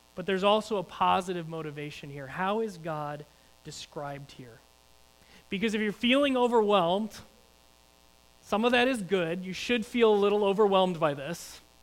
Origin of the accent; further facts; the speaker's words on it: United States; as American Christians